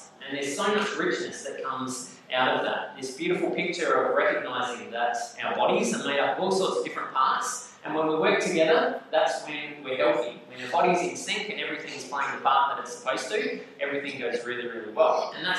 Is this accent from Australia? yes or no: yes; Australia; this is really, really helpful for those of us who have been born and raised in Australia